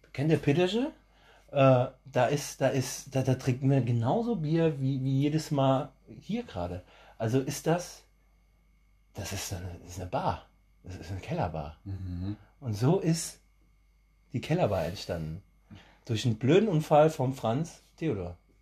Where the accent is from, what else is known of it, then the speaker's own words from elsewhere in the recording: Germany; bei uns in Deutschland